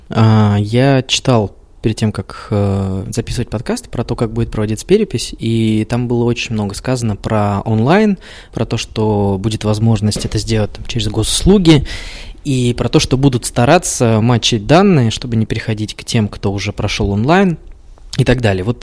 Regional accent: Kazakhstan; now in Moscow, Russia; Я вообще родился в Казахстане.

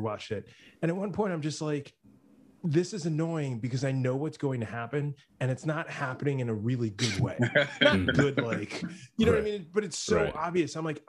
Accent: the Bronx / north of New York City, United States; I grew up initially in the Bronx, and then my parents moved about 15 miles north of New York City.

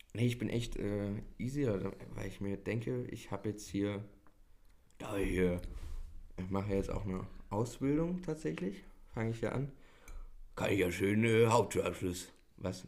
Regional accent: Germany; darauf sind wir stolz so als Deutsche

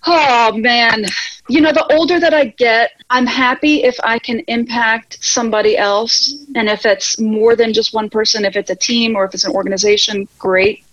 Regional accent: Virginia, United States; moved away as an adult; also born or lived in Norwich, Connecticut / Georgia; now in Spain; we moved to Virginia, which is really where I was raised.

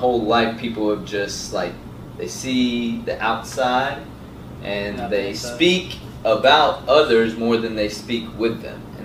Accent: Atlanta, Georgia, United States; also born or lived in Saudi Arabia / Dunwoody, Georgia / Valdosta, Georgia; I grew up in ATL

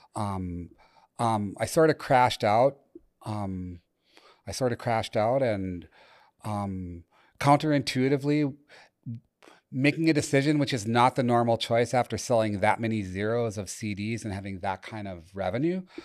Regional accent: Chelmsford, Massachusetts, United States; I grew up in Chelmsford, C H E L M S F O R D, lovingly pronounced Chelmsford, if you live near Boston

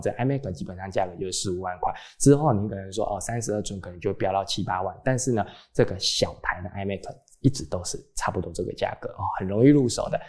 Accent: Taiwan; 还有一些跟我们台湾人无关紧要的东西呢

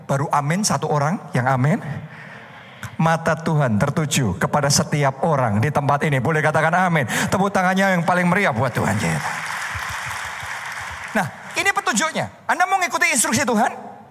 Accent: Surakarta, Central Java, Indonesia; born there; also born or lived in United States; saya pulang ke Indonesia. Saya pulang ke Solo karena itu kota kelahiran saya.

